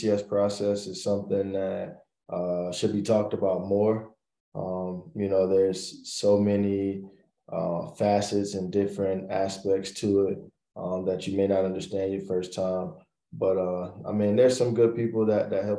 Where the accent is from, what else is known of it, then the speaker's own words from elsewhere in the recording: Florida, United States; moved away as an adult; also born or lived in South Carolina / Georgia; I'm originally from Florida.